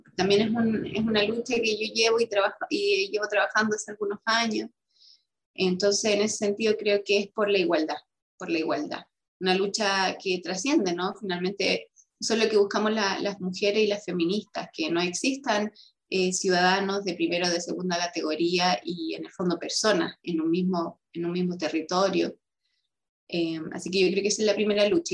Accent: Rengo, O'Higgins, Chile; soy renguina, nací en Rosario, en una localidad de la comuna de Rengo, en la sexta región

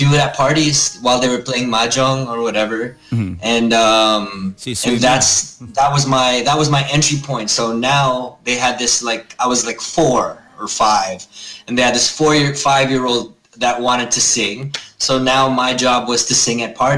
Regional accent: Toronto, Ontario, Canada; moved away; also born or lived in New York City; I was born here, born and raised in Toronto, but very, very Filipino

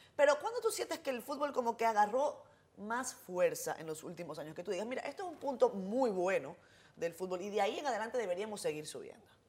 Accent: Venezuela; now in Dominican Republic; yo vengo de un país como Venezuela

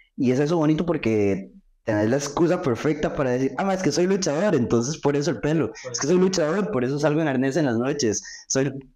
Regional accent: Costa Rica; yo soy de Costa Rica

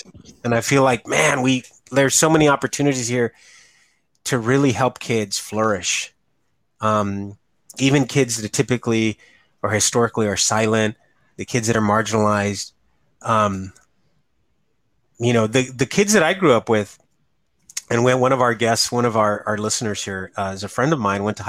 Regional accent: United States; power lifter from Ed Calchelsa, you know, my hometown

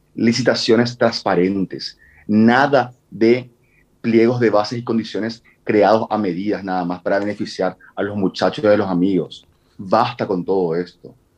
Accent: Asunción, Paraguay

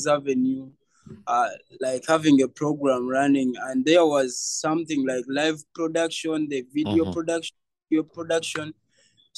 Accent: Kampala, Central Region, Uganda; I grew up from Kasubi and I'm 21 years now

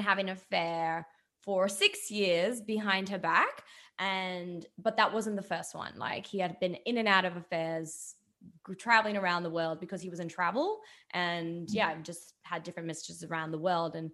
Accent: Dubai, United Arab Emirates; I grew up in a very different Dubai, because when I grew up in Dubai, it was nothing but desert

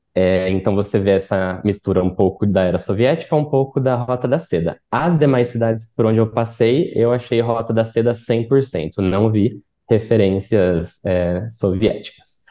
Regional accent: Brazil; como brasileiros

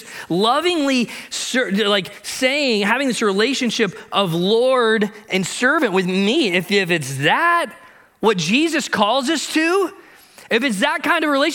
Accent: Ohio, United States; I grew up in Ohio, and I grew up in this little town of 200 people

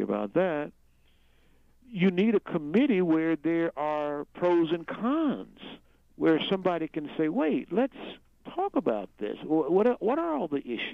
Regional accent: United States; as an American

